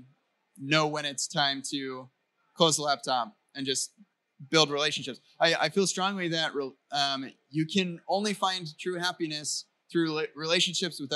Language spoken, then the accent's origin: English; United States; I'm an American